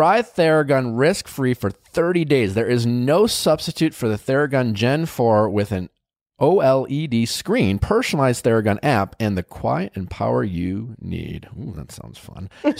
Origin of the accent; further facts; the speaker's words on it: Wisconsin, United States; You can tell I'm from Wisconsin when I say bags.